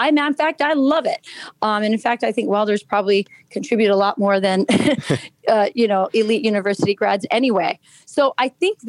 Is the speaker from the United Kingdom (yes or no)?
yes; Lakenheath, East of England, United Kingdom; born there; I was born in Laken Heath, England. I'm an Air Force brat.